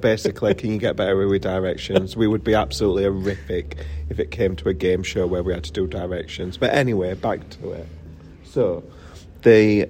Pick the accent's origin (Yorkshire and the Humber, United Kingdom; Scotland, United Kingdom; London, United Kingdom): Yorkshire and the Humber, United Kingdom; Sheffield; we're like from Sheffield.